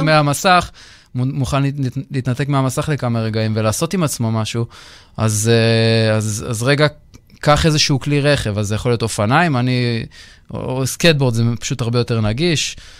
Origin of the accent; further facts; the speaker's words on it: Israel; גדלתי בטניס בישראל